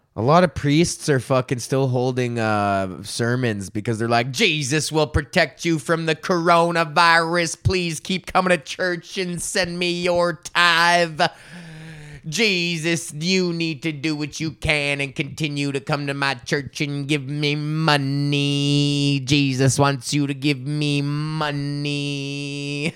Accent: United States; I'm from fucking Highlands, man. That's next neighborhood over

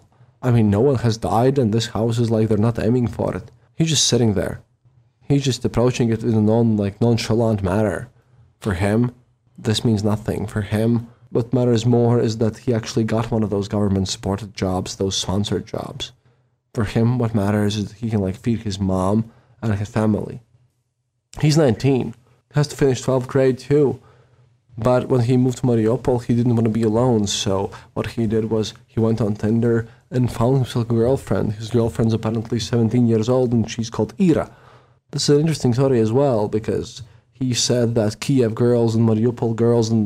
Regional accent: Riga, Latvia; I was from Riga

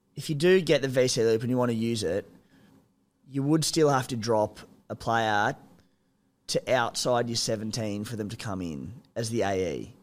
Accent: Cooma, New South Wales, Australia; moved away; I'm from Cooma

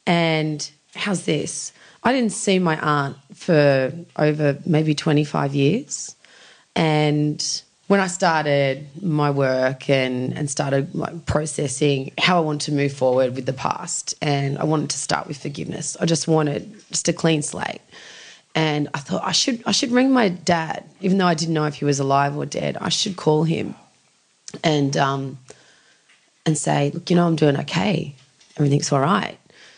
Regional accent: Sydney, New South Wales, Australia; also born or lived in Vaucluse / Clontarf; we grew up in Hurstville.

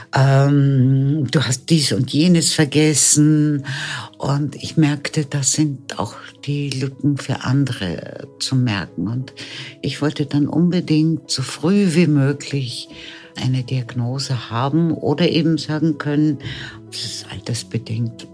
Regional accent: Lüneburg Heath, Lower Saxony, Germany; now in Vienna, Austria; Geboren bin ich in Norddeutschland, in der Lüneburger Heide. Und bin dann mit meinen Eltern als junges Mädchen nach Wien gekommen

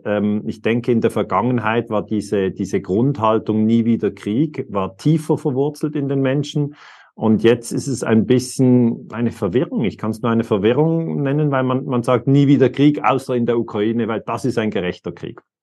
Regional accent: Switzerland; für mich als Schweizer

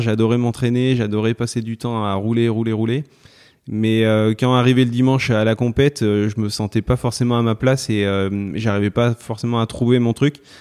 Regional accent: Valence, Auvergne-Rhône-Alpes, France; je suis né à Valence dans la Drôme et euh, bah, j'habite dans la Drôme, je suis toujours, euh, toujours resté dans la Drôme

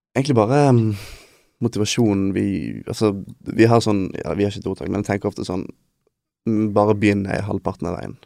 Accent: Bergen, Vestland, Norway; also born or lived in Denmark; dette her er der vi er fra

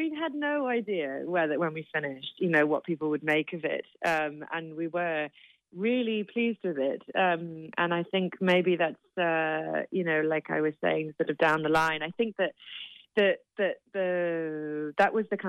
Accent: London, United Kingdom; So my parents, but then we grew up in London, but I still have cousins in Limerick.

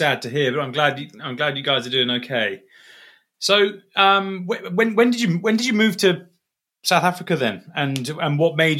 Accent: Dubai, United Arab Emirates; moved away as an adult; I grew up in Dubai. I was born there in 81 and lived there for 18 years.

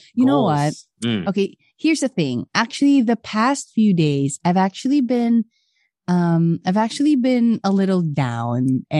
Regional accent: Philippines; moved away as an adult; Aside from me bragging the Philippines, obviously that's my home country.

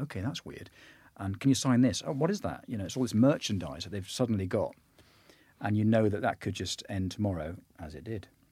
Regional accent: Bristol, South West England, United Kingdom; I'm from Bristol

